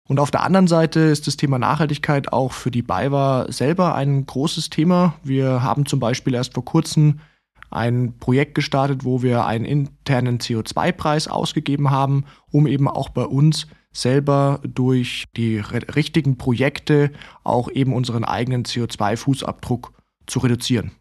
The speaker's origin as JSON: {"language": "German", "region": "Southern Germany", "country": "Germany", "said": "als Süddeutscher"}